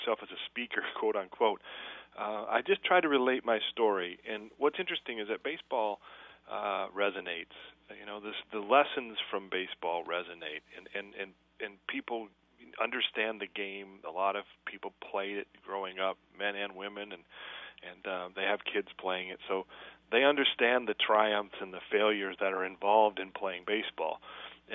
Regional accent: Flint, Michigan, United States; growing up in Flint, Michigan

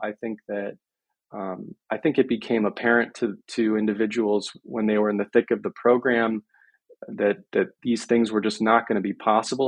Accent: Miami, Florida, United States; I grew up in Miami

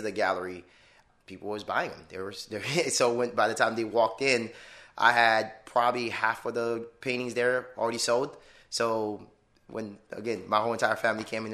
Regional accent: Miami, Florida, United States; moved away as an adult; also born or lived in Detroit; now in Orlando, United States; I grew up in Miami

